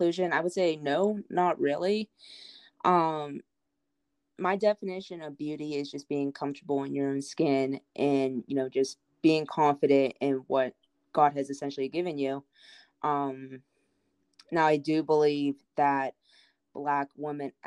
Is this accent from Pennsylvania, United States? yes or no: yes; Pittsburgh, Pennsylvania, United States; moved away as an adult; now in Nashville, United States; I'm originally from Pittsburgh, Pennsylvania, but me and my husband decided to move down here in 2019